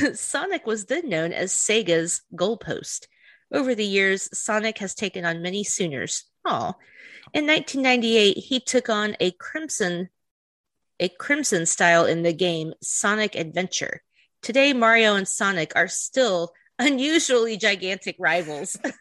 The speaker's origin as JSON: {"language": "English", "region": "the South", "country": "United States", "said": "we're from the South"}